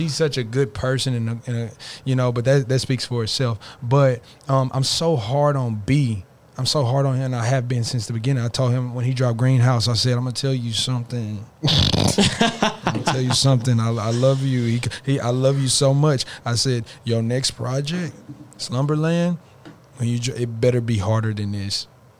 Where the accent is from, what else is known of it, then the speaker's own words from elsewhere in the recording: Arlington, Texas, United States; I'm from, like, people know I'm from Arlington as well.